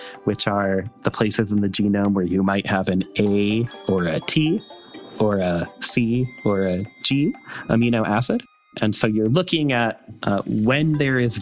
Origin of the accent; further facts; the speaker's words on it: Northern Indiana, United States; I was raised here in Northern Indiana in a very conservative family and a very religious family